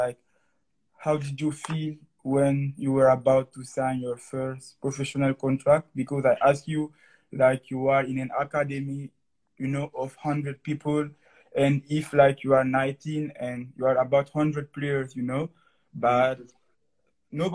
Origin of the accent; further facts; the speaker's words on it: Conakry, Guinea; first language French; English is a second language; now in Moncton, Canada; I'm living now in Moncton, Canada. And I come from Guinea, Conakry, in West Africa.